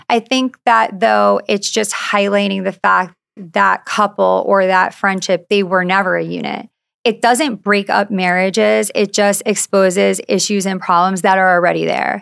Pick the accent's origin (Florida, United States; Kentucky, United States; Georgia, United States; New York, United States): New York, United States; Long Island; moved away as an adult; now in Orange County, United States; I grew up on Long Island, so close to the city